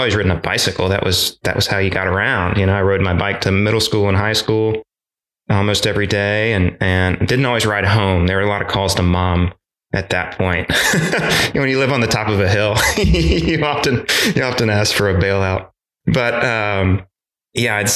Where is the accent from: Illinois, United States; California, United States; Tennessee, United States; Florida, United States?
Tennessee, United States; Chattanooga; also born or lived in Seaford, Delaware; now in Knoxville, United States; I was born in Seaford, Delaware, a real short stint there, moved to Chattanooga and grew up there